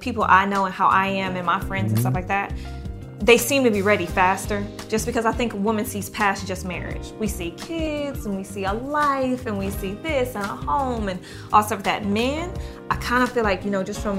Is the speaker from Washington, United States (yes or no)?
no; Detroit, Michigan, United States; moved away; also born or lived in New York City; I'm from Detroit